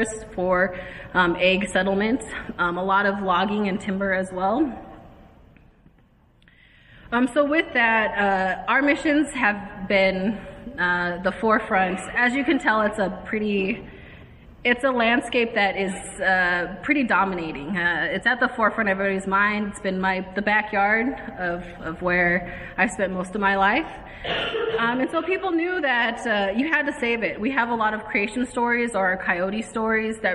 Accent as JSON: {"language": "English", "area": "Flathead Reservation", "region": "Northwest Montana", "country": "United States", "said": "I'm from the Flathead Reservation in Northwest Montana."}